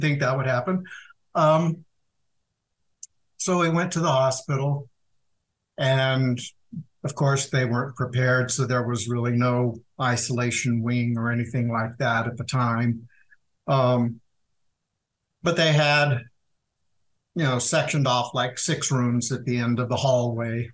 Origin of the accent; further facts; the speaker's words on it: Wichita, Kansas, United States; moved away as an adult; also born or lived in Atlanta, Georgia; I was living in Wichita, Kansas, my hometown